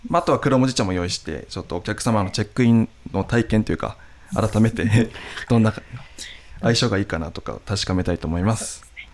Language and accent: Japanese; Nishiwaga, Iwate, Japan; ふるさとの味